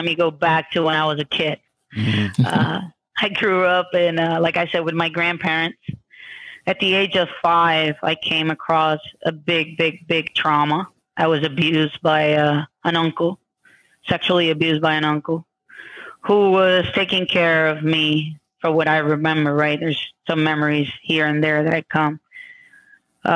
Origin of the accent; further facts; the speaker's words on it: Puerto Rico; moved away as an adult; also born or lived in New York; now in Pennsylvania, United States; I was born in New York. My family moved to Puerto Rico when I was about 9 months. And I lived in Puerto Rico until I was 21 years old